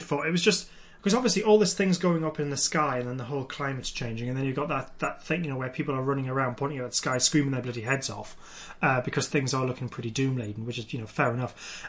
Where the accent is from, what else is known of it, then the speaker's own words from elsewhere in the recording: United Kingdom; Yeah, being British, it was just like, why are they reacting so weirdly to the rain, freaks?